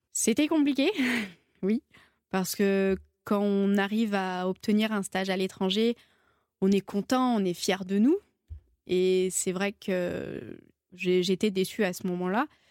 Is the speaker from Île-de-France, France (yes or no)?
no; Saint-Étienne, Auvergne-Rhône-Alpes, France; Donc je suis stéphanoise, je viens de Saint-Étienne